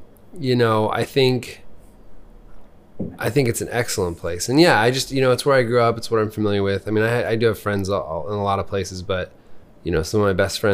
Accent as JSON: {"language": "English", "town": "Lincoln", "region": "Nebraska", "country": "United States", "tie": "born or raised there", "also_born_or_lived": "Columbus, Nebraska", "said": "So I grew up here. I went to elementary school and junior high and high school here"}